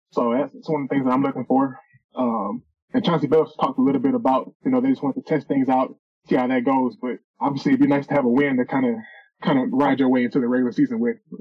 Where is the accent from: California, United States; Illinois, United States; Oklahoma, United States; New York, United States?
Illinois, United States; the Missouri area; I'm from Illinois, the Missouri area